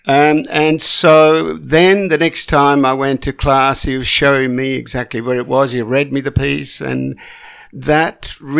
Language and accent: English; Sicily, Italy; I come from the south. I come from Sicily.